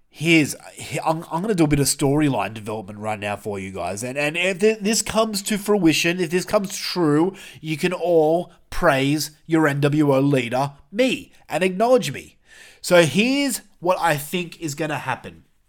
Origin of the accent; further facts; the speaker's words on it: New South Wales, Australia; We're all from New South Wales